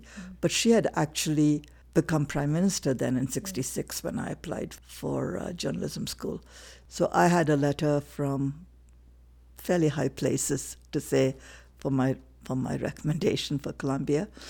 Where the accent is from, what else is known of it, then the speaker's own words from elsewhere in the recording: Chennai, Tamil Nadu, India; moved away as an adult; also born or lived in Singapore; now in Casper, United States; I was born in Madras to a Indian Christian family